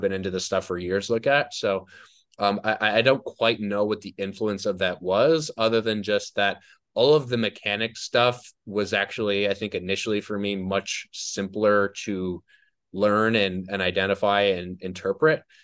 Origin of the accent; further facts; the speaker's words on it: New Jersey, United States; also born or lived in New York; I grew up in New Jersey. I lived in New Jersey. for twenty-one years